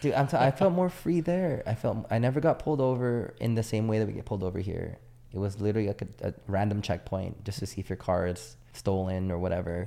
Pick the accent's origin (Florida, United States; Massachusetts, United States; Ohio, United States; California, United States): California, United States; San Diego; moved away as an adult; also born or lived in Naples, Italy; I was from San Diego